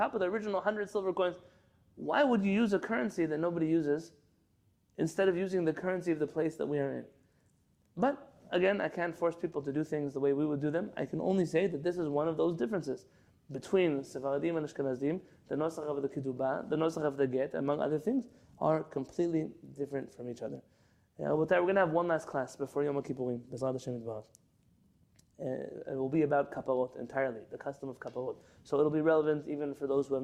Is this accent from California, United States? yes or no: yes; San Diego, California, United States; When I first came to San Diego, I grew up in San Diego